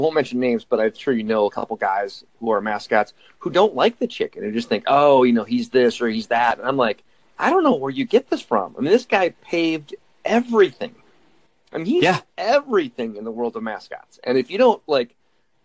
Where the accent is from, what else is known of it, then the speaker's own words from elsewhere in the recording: Minnesota, United States; I grew up in Minnesota